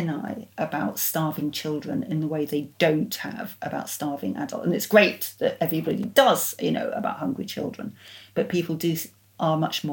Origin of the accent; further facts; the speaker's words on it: Yorkshire and the Humber, United Kingdom; I grew up in Yorkshire, actually.